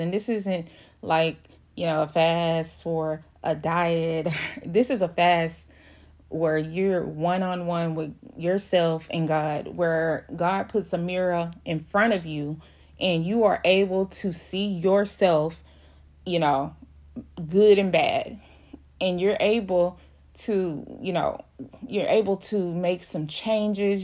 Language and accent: English; Houston, Texas, United States; I'm from Houston, Texas. Uh, I, I don't live in Houston, but I'm, I'm the outskirts of Houston